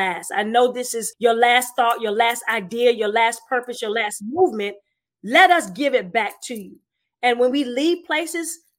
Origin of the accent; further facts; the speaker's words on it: South Carolina, United States; now in Tampa, United States; I'm originally from South Carolina